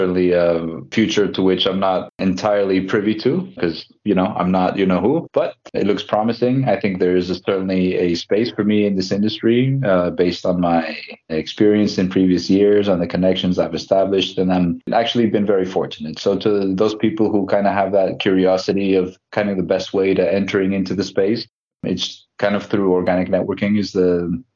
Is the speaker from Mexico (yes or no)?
yes; Mexico; also born or lived in United States; now in Spain; I'm originally from Mexico. I lived in the United States for some time, and then I came out to Spain about